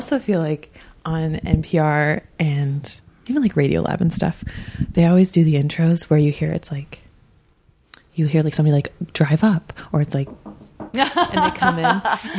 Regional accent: Iowa, United States; Yeah. I'm from Iowa.

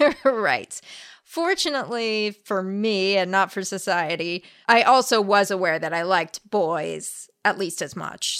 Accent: La Crescenta, California, United States; also born or lived in La Cañada Flintridge, California; La Crescenta, California, which is where I grew up.

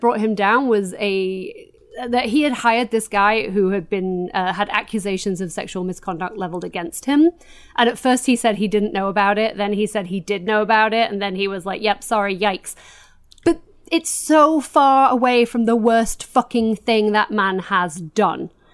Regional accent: Doncaster, Yorkshire and the Humber, United Kingdom; I am from Doncaster

